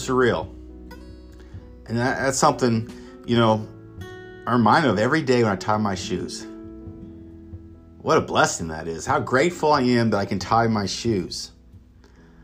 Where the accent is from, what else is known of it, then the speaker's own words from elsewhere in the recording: Emporia, Kansas, United States; I'm originally from Kansas, so at the time I was at KU Medical Center, and this is downtown Kansas City, Kansas, and I thought it was like my hometown of Emporia